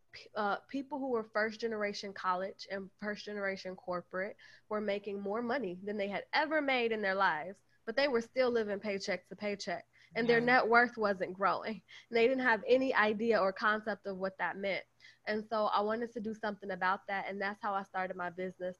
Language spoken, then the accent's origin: English; Chicago, Illinois, United States; moved away as an adult; also born or lived in Midwest; now in Atlanta, United States; I'm originally from Chicago, and I've lived in so many different places in the Midwest.